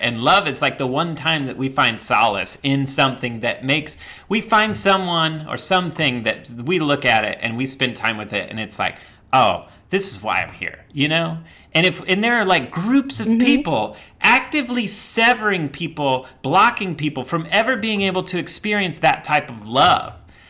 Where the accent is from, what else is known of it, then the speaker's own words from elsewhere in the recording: the Bible Belt, United States; I grew up in the Bible Belt and around these people that literally were like so absorbed in the cult of like white patriarchal Christianity.